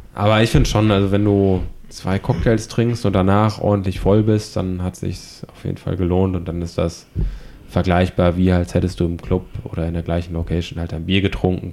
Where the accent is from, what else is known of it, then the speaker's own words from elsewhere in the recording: Düsseldorf, North Rhine-Westphalia, Germany; now in Hamburg, Germany; Ich komme aus Düsseldorf.